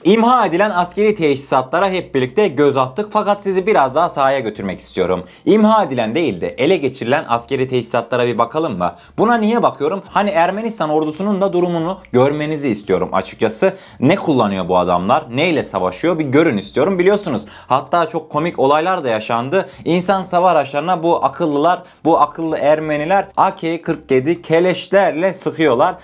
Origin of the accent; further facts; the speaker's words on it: Turkey; biz Türkler olarak